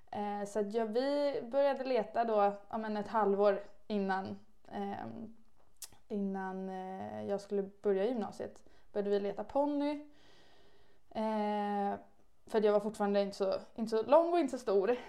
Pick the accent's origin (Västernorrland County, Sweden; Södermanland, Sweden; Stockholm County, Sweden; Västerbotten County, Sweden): Stockholm County, Sweden; Stockholm; jag kommer eh, från Stockholm, eh, om man inte hör det. så att jag bor egentligen och har bott hela mitt liv i Stockholm